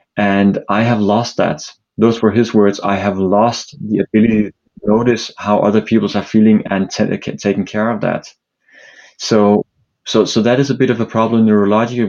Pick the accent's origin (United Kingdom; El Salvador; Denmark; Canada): Denmark; Copenhagen, Capital Region of Denmark; now in New York, United States; I'm uh, originally from uh, Denmark, Copenhagen, uh, but live in New York nowadays